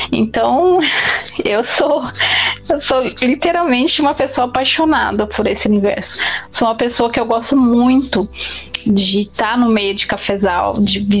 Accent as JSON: {"language": "Portuguese", "town": "Campinas", "region": "São Paulo", "country": "Brazil", "tie": "born there", "said": "Que eu sou paulista, nasci aqui em São Paulo, em Campinas, né? Interior de São Paulo, mas tenho muitos parentes em Minas."}